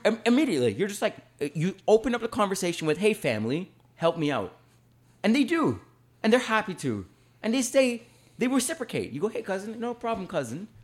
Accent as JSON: {"language": "English", "country": "Canada"}